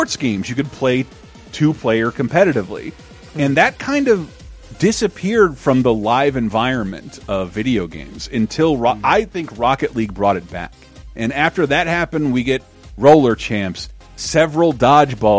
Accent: Tallahassee, Florida, United States; in my hometown, Tallahassee, Florida

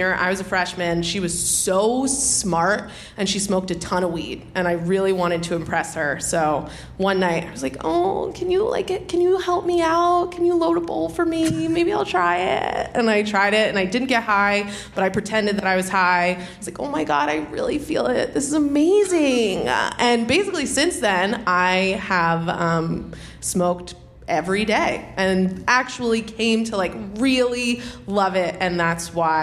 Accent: New York, United States; I'm from New York

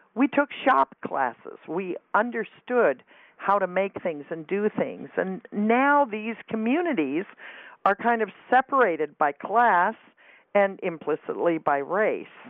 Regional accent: California, United States; I grew up in California, but I grew up in a town where everybody went to the same high school

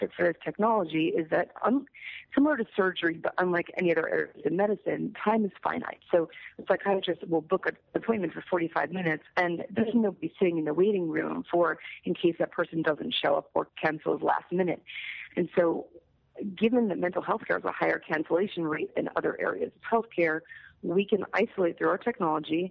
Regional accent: New York City, New York, United States; I'm from New York City

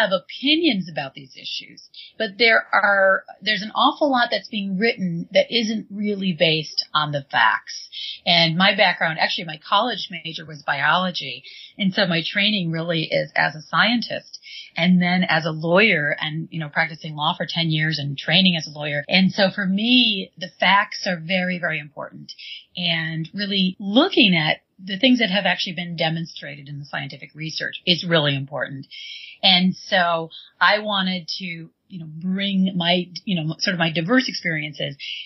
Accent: Michigan, United States; also born or lived in New York; now in California, United States; I'm originally from Michigan

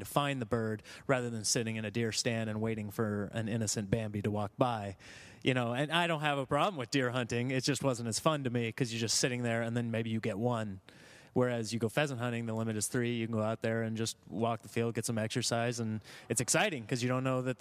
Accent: Nebraska, United States; now in Los Angeles, United States; I grew up in the Midwest, Nebraska, and grew up hunting

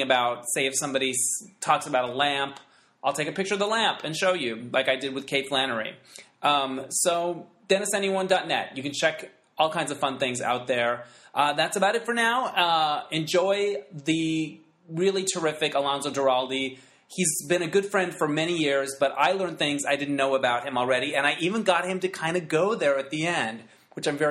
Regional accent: Holbrook, Arizona, United States; in high school, growing up in Holbrook, Arizona

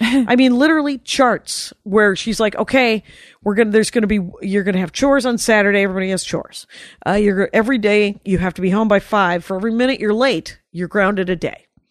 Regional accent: Milwaukee, Wisconsin, United States; we're from Milwaukee.

